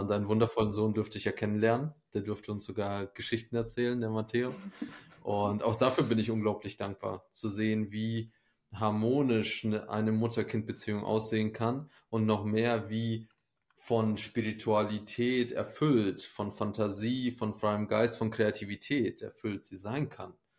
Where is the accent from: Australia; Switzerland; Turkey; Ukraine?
Ukraine; moved away; Ich komme ja selber aus der Ukraine, bin da geboren